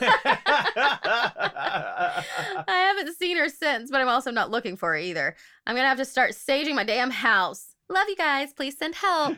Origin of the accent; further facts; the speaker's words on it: Oklahoma, United States; moved away; I grew up in Oklahoma